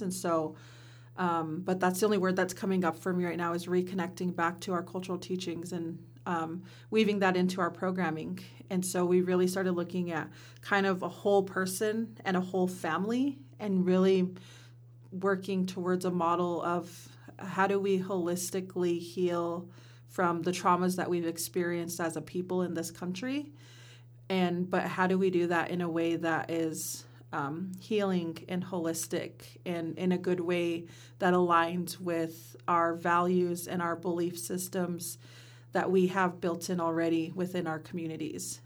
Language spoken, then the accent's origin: English; Simnasho district, Warm Springs Reservation, Oregon, United States; I come from the Simnasho district